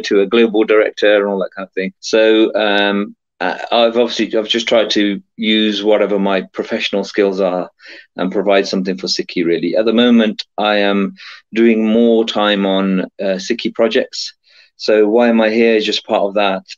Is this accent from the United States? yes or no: no; England, United Kingdom; I was born in England, grew up here